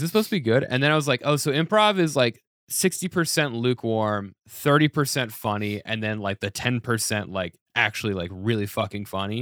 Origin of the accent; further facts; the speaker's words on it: Denver, Colorado, United States; moved away as an adult; now in New York City, United States; I'm from Denver.